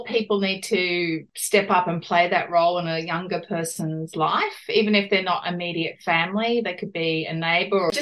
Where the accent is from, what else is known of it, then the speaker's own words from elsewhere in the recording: Concord, New South Wales, Australia; also born or lived in Beecroft; I was born in Concord and that's where I grew up